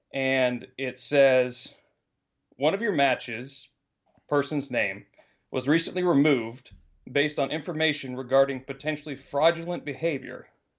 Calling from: Texas, United States; from Texas.

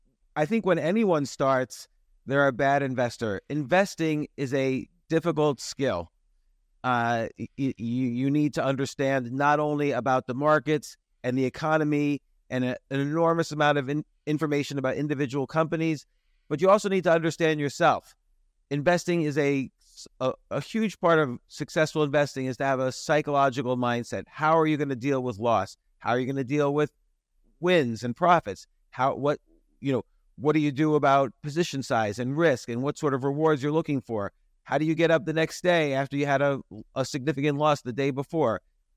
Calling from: Georgia, United States; Well, I am about an hour north of a city called Atlanta in the United States.

